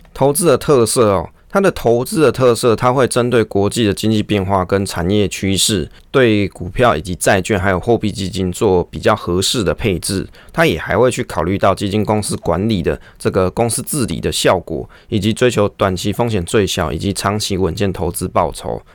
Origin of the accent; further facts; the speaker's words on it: Taiwan; 我们是台湾人啊